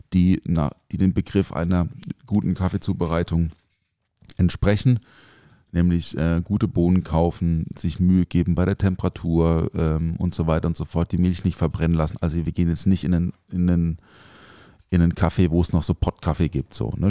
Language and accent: German; village near Offenburg, Baden-Württemberg, Germany; now in Mannheim, Germany; ich bin ja auf dem Dorf aufgewachsen also jetzt nicht so mega ländlich. Also Offenburg ist jetzt kein Dorf. Also das Dorf neben Offenburg äh, ist schon ein Dorf